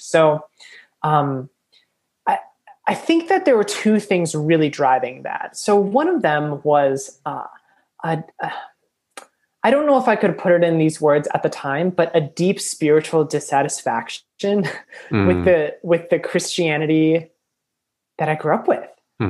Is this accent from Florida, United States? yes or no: no; Eden Prairie, Minnesota, United States; also born or lived in Boston / Atlanta / Chicago / India; I grew up in, Eden Prairie, Minnesota. Okay, you guys. Oh, gosh. And it was like this, like, I don't know, like nouveau riche Republican town, white town.